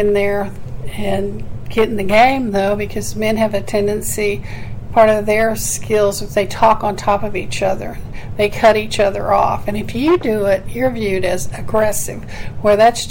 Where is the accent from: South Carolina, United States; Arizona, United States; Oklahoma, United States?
Oklahoma, United States; moved away; I'm from Oklahoma